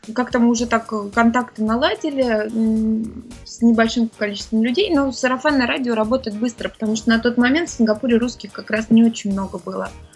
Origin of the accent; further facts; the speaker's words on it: Moscow, Russia; moved away as an adult; now in Singapore; я родилась в Москве